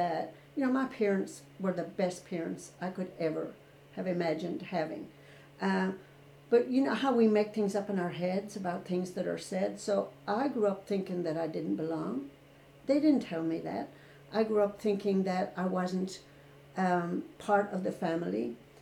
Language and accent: English; Ireland; moved away as an adult; I was born and raised in Ireland